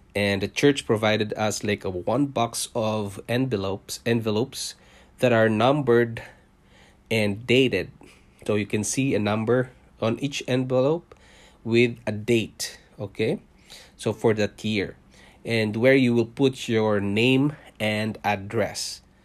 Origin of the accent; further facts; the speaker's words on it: Philippines; moved away as an adult; also born or lived in Singapore; now in Toronto, Canada; I was born in Philippines. I'm a Filipino